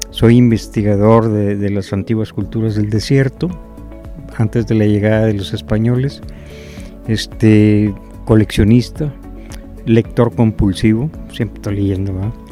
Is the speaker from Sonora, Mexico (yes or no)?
no; Tamaulipas, Mexico; now in Saltillo, Mexico; Eh, vine de Tamaulipas y, bueno, me gustó tanto Saltillo que aquí me quedé.